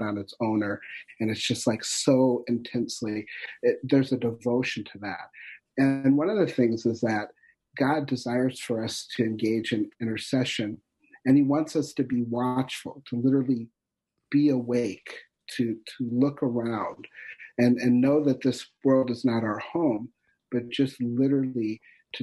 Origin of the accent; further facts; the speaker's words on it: North Dakota, United States; I'm from North Dakota